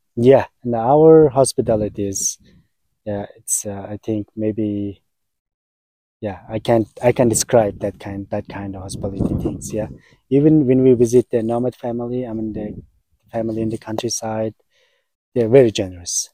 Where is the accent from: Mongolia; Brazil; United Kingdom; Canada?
Mongolia; I was born in Mongolia. I'm a Mongolian man.